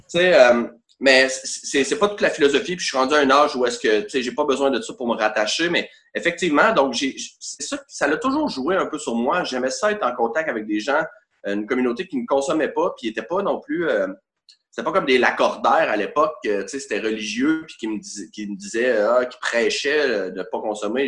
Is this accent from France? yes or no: no; Quebec City, Quebec, Canada; Je viens d'Orsainville, c'est très important de spécifier Orsainville et non Charlebourg parce qu'il y a des limites